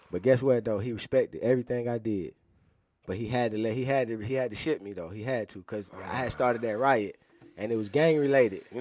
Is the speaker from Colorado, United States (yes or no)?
no; Atlanta, Georgia, United States; So, but being that I'm from Atlanta, you know, that's another thing.